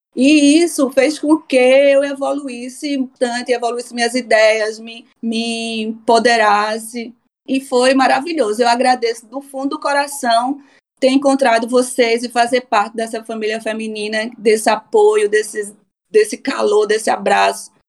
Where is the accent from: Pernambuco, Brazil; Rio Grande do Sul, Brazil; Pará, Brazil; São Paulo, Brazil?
Pernambuco, Brazil; Recife; moved away as an adult; now in Stockholm, Sweden; Sou de Recife, Brasil, né? Pernambucana